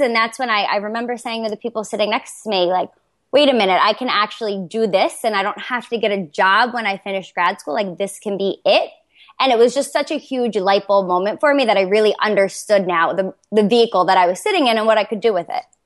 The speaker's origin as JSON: {"language": "English", "town": "Toms River", "region": "New Jersey", "country": "United States", "said": "I'm from Toms River, New Jersey"}